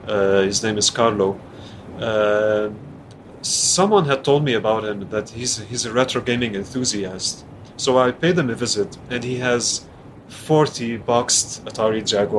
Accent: Lebanon; first language French; English is a second language; growing up in Lebanon

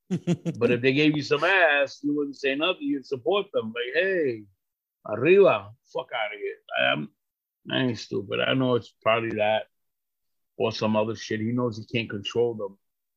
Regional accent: Puerto Rico; So, I'm from Puerto Rico. Big fucking whoop-de-doo. I can't vote for the president. I could only vote for that fucking politician that we have in Puerto Rico

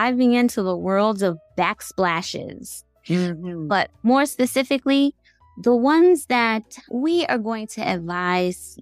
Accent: New York City, New York, United States; born or raised there

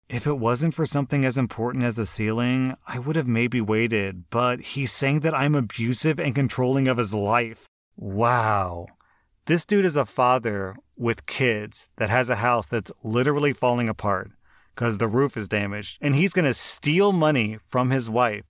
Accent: United States; I'm American

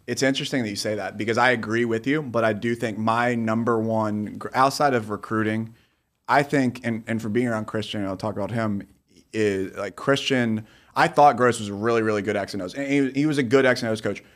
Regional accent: Virginia, United States; where I grew up in Virginia

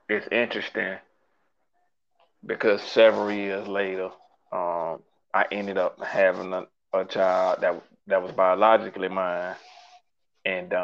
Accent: Jacksonville, Florida, United States; I'm from Jacksonville, Florida, born and raised

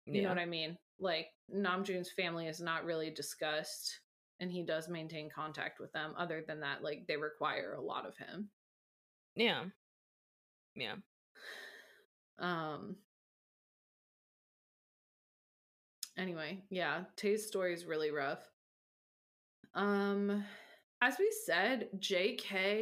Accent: United States; I as an American

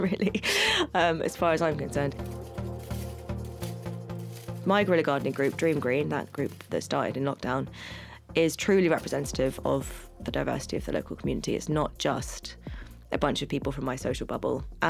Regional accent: London, United Kingdom; I am from Hackney originally. I grew up in Hackney. I live in Hackney now.

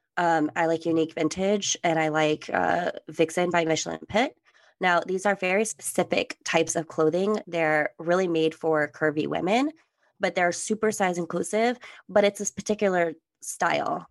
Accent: California, United States; also born or lived in Germany; I'm from California

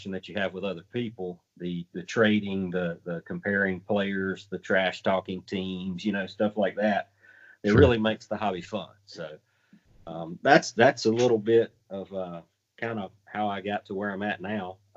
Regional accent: the South, United States; Growing up in the South, we had two channels that we could watch

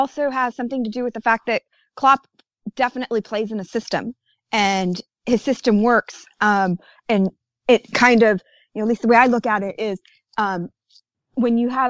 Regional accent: United States; me being American

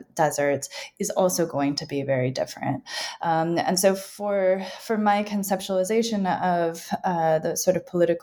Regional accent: Tucson, Arizona, United States; I grew up in Tucson, Arizona, in the U.S. desert Southwest

